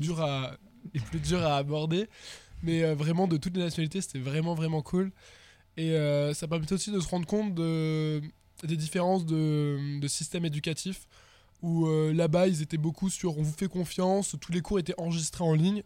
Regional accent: Perpignan, Occitania, France; moved away; also born or lived in Toulouse; je viens du sud, je viens de Perpignan

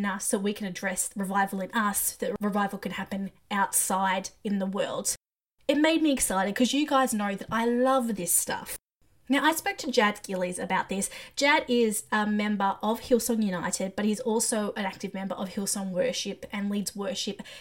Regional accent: Australia; As an Aussie, I was all of 5 years old

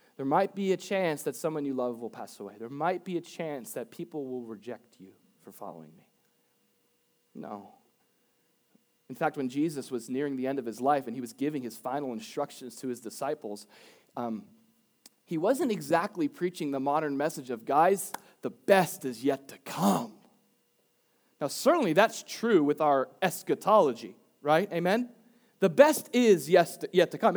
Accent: Boca Raton, Florida, United States; I was raised in Boca

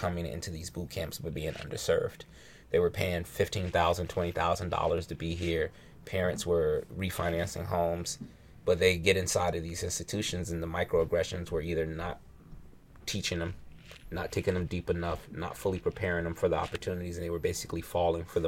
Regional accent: New York City, New York, United States; now in Seattle, United States; I'm from Brooklyn.

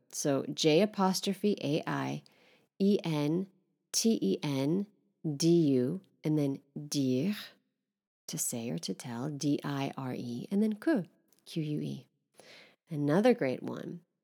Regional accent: Northern California, United States; moved away as an adult; now in Paris, France; I'd say I'm from Northern California, but I live in Paris

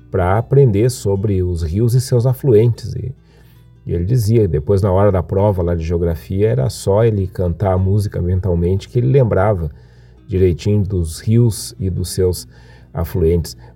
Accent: Viamão, Rio Grande do Sul, Brazil; Me criei em Itapuã ia muitas e muitas vezes, fins de semana

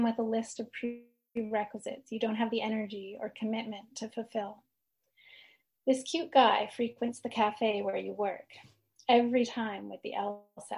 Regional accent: Edmonton, Alberta, Canada; moved away as an adult; now in Victoria, Canada; I was born and raised in Edmonton, Alberta.

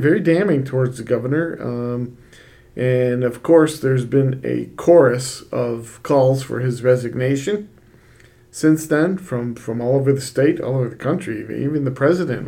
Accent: Rochester, New York, United States; moved away; I grew up in Rochester, and I went to Monroe Community College

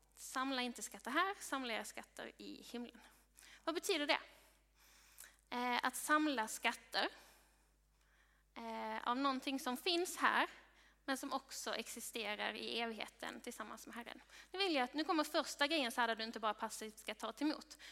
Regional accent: Sweden; du och jag som svenskar

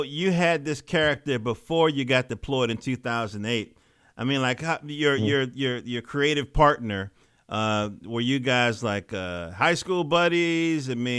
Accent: North Carolina, United States; accent: North Carolina; moved away; I moved up in from North Carolina in 70 something

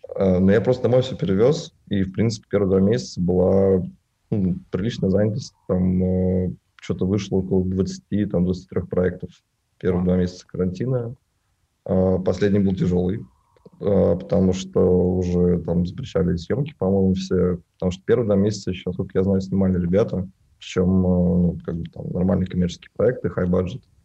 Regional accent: Naberezhnye Chelny, Tatarstan, Russia; мне 24 года, я родился на Набережных Челнах.

